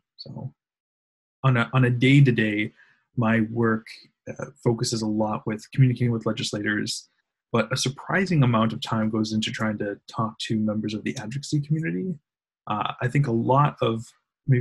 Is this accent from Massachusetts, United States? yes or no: yes; Weymouth, Massachusetts, United States; I grew up in Weymouth, lived in Massachusetts for most of my life.